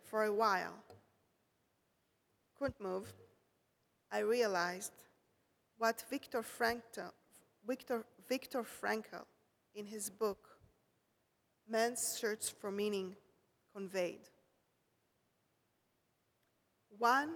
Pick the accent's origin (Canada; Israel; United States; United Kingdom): Israel; moved away as an adult; I come from Israel.